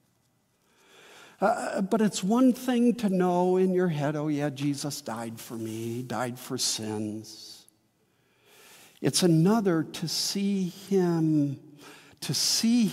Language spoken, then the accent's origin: English; Midwest, United States; born or raised there; also born or lived in Wheaton, Illinois / St. Charles, Illinois